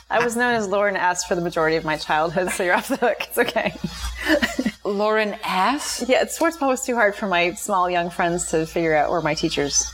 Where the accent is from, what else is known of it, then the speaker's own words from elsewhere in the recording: Maine, United States; also born or lived in Stoneham, Massachusetts / New Hampshire; grew up between Massachusetts and mostly Maine. So I went to junior high and high school in Maine